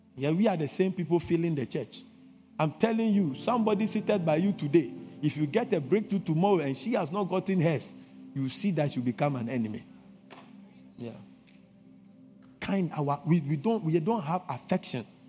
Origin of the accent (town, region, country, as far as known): Ghana